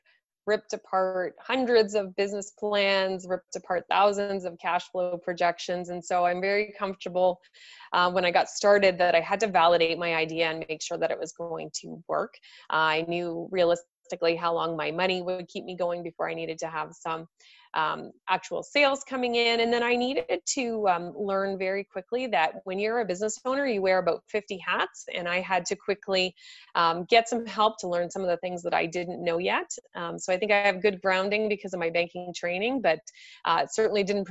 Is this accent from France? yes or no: no; east coast of Canada, Atlantic Canada, Canada; now in Toronto, Canada; I'm originally born on the east coast of Canada